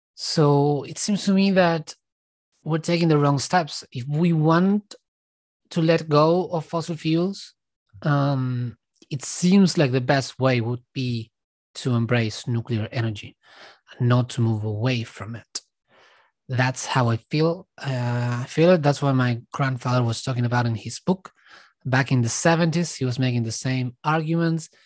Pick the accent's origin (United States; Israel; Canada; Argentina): Argentina; now in Australia; I was born in Argentina, I left, I'm living now in Australia